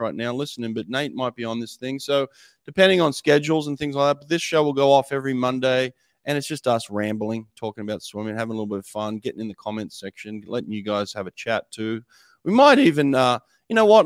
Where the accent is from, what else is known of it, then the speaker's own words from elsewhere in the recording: Australia; moved away as an adult; now in United States; born in Australia, represented Australia at a couple of Olympics